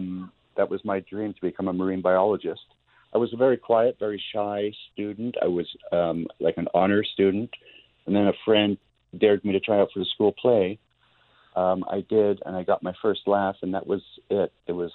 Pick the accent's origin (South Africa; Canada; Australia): Canada; Montreal, Quebec; now in Toronto, Canada; Growing up in Montreal, on the outskirts of Montreal, a lot of great country, a lot of skiing. In Toronto, where I live, an hour away, there's an amazing park called Algonquin Park